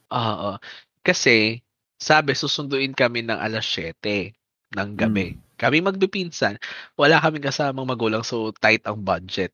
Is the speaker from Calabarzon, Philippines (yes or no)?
no; Manila, Metro Manila, Philippines; now in Bacoor, Philippines; nung dito sa Bacoor, uh, hindi kami ganoon nag ganon kapares yung pag-celebrate ng fiesta compared yung taga-Pandakan kami